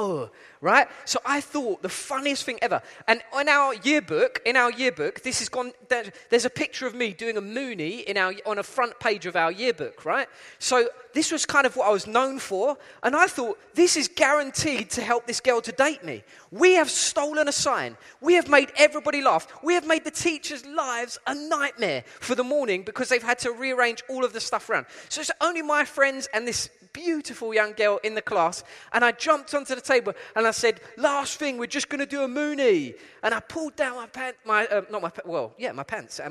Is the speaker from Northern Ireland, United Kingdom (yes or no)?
no; London, United Kingdom; accent: East London; moved away as an adult; also born or lived in Essex; now in Cape Town, South Africa; my accent is from East London. I'm originally from East London.